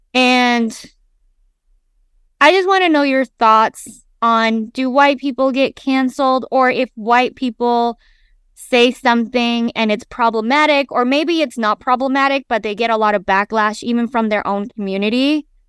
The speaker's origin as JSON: {"language": "English", "town": "Salt Lake City", "region": "Utah", "country": "United States", "tie": "born or raised there", "said": "I grew up in Salt Lake City, Utah, it's a predominantly white space"}